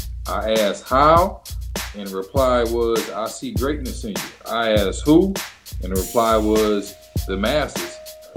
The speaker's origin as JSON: {"language": "English", "town": "Detroit", "region": "Michigan", "country": "United States", "tie": "born or raised there", "moved": "as an adult", "lives_now": "Los Angeles, United States", "said": "I started on Woodward and Davidson. Because I grew up right there. I'm from Linwood and Puritan."}